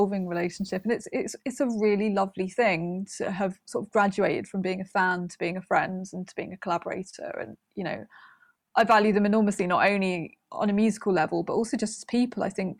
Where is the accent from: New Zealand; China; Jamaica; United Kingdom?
United Kingdom; Wales; I think I felt a massive disconnect from my Welshness, if you can put it like that, for a long ti